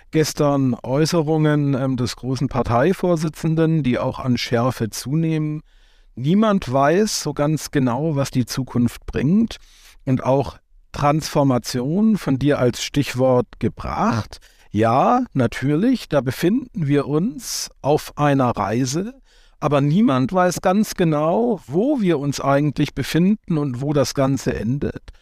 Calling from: Hamburg, Germany; Äh, ich bin aus Hamburg zugeschaltet

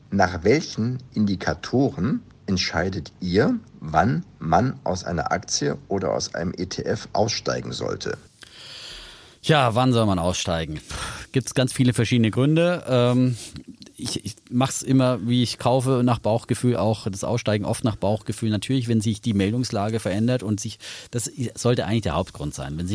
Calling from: Schwalbach, Hesse, Germany

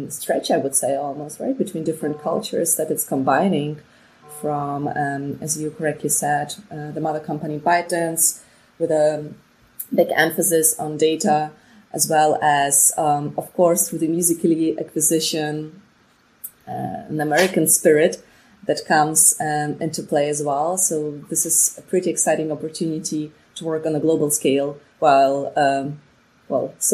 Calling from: Berlin, Germany; And yeah, I'm calling from Berlin today, and um, where I'm working basically for TikTok

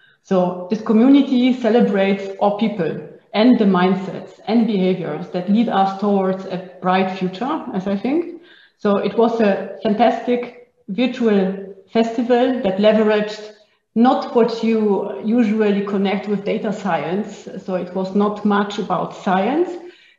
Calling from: Innsbruck, Tyrol, Austria; I'm joining from Innsbruck in Austria, and it's snowing.

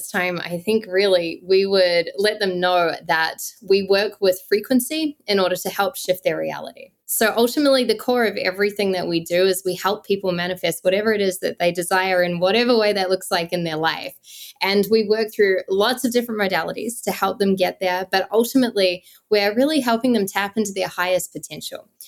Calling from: Costa Rica; Yes, yeah, so we are literally at the nest here in Costa Rica. We're in our wow. home base.

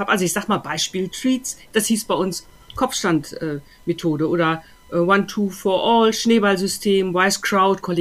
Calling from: Düsseldorf, North Rhine-Westphalia, Germany; ich äh, bin jetzt auch aus Düsseldorf zugeschaltet.

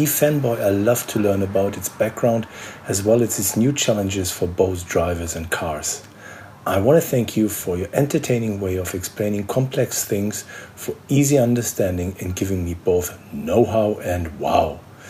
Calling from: Hanover, Lower Saxony, Germany; Ciao, Milena. … from Hanover, Germany.

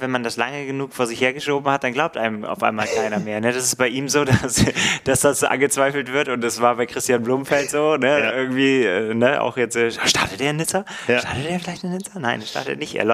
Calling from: Heidelberg, Baden-Württemberg, Germany; ich komme aus Heidelberg

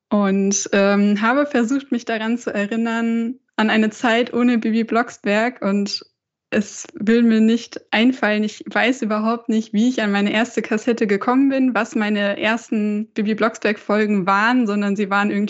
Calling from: Bad Homburg, Hesse, Germany; Ähm, ja, ich sitze in Bad Homburg. Das ist in der Nähe von äh, Frankfurt am Main, also auch in Hessen.

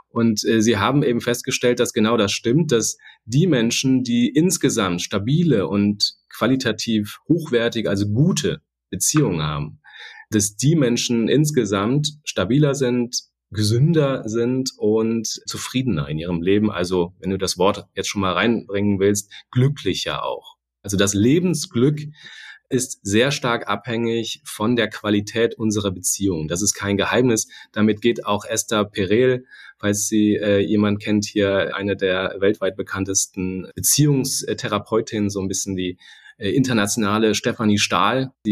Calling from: Hamburg, Germany; Und ich bin aus Hamburg zugeschaltet. Insofern hätte ich mich auch mit einem Moin melden können gerade.

